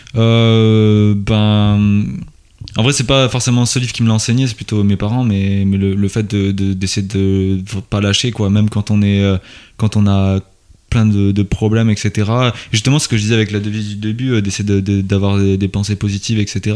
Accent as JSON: {"language": "French", "town": "Toulouse", "region": "Occitania", "country": "France", "said": "quand on vient de Toulouse, on est dans le sud, on connaît personne"}